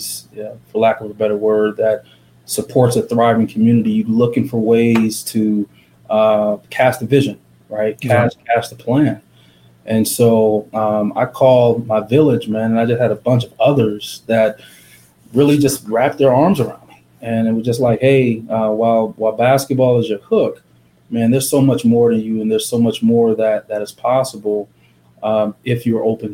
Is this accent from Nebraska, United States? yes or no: yes; Omaha, Nebraska, United States; I'm a kid from North Omaha, born and raised in this community.